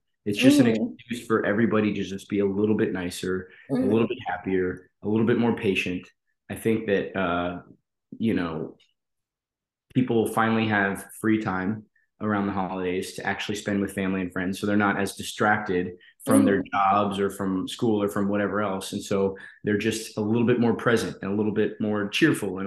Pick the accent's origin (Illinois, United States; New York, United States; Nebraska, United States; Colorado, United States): Colorado, United States; I grew up in Colorado